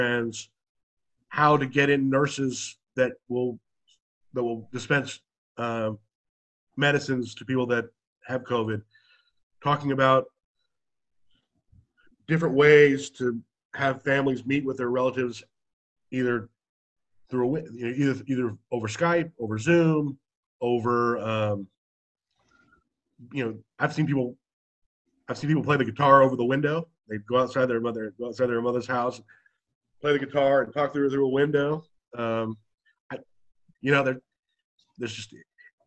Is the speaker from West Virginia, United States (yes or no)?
no; Texas, United States; I'm from Texas